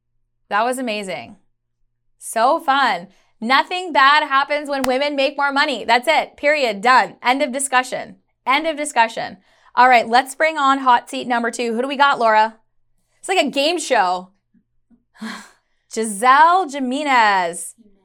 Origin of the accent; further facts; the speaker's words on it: Chicago, Illinois, United States; born there; also born or lived in Karachi; I was a daughter of an immigrant, and so I know the struggles firsthand. I was born in Chicago, but I moved to Karachi. I moved back to the States.